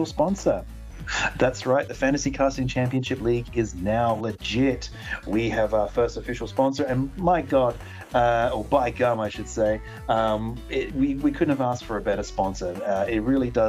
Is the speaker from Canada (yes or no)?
no; Australia; we're Australian